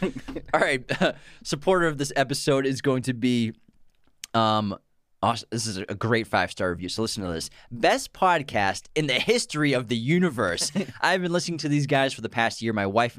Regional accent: Massachusetts, United States; Yeah, I love Charlestown. Yeah, I'm from there. Actually, I'm from Roslyn Hill.

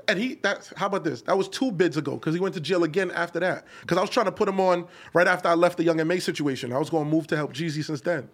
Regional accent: New York City, New York, United States; I'm from Canarsie

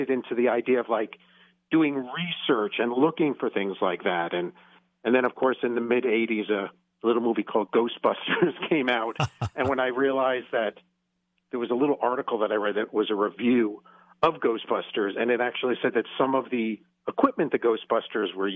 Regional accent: Hudson Highlands, New York, United States; moved away as an adult; also born or lived in Georgia; now in Ohio, United States; I was born and raised in the Hudson Highlands of New York State

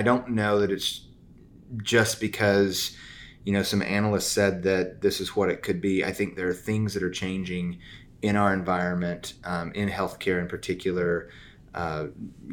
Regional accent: the South, United States; accent: southern; my southern accent

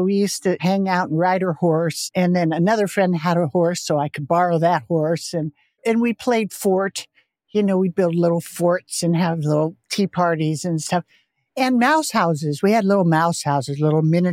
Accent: Portola Valley, California, United States; I grew up in Silicon Valley, Bay Area, in Portola Valley

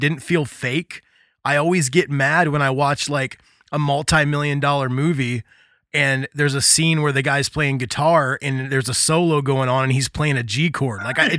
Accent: Indiana, United States; growing up in Indiana, being in punk bands

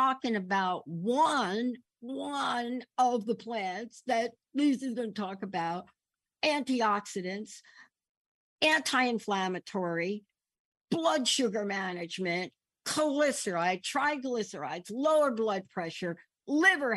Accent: New York City, New York, United States; moved away; I'm this kid growing up in the Bronx, lived in the projects

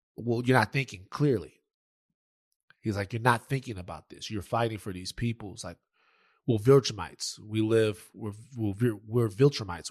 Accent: Louisiana, United States; I'm from Louisiana

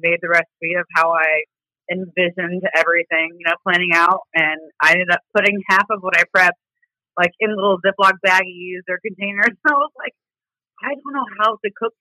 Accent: Greensburg, Indiana, United States; accent: southern drawl; moved away as an adult; now in Indianapolis, United States; Grew up in Greensburg, Indiana

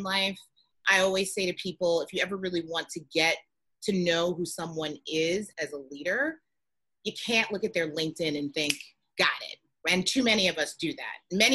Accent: New York City, New York, United States; growing up in the Bronx

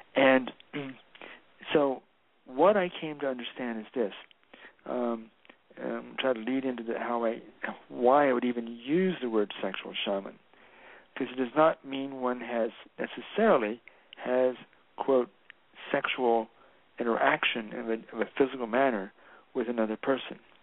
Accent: the South, United States; moved away; also born or lived in San Francisco; I grew up in the South where there were white folk and black folk

